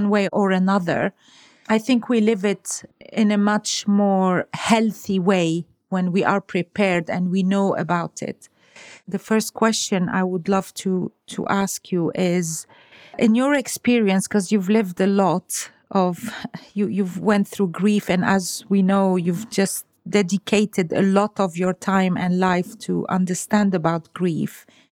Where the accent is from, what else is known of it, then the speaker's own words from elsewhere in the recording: Lebanon; moved away; I come from Lebanon